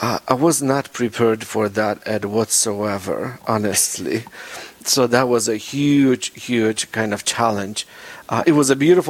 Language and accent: English; Poland; English is a second language; moved away as an adult; now in South Dakota, United States; my hometown, my home country.